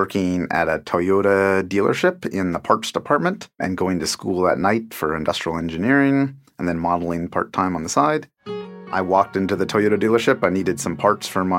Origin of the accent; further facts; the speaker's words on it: Tacoma, Washington, United States; also born or lived in Seattle area; I grew up in Tacoma, Washington, and currently living in the Seattle area.